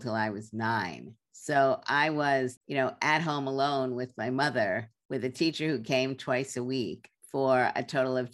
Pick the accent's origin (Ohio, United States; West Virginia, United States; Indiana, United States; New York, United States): New York, United States; New York City; I was growing up in Brooklyn, New York on East 38th Street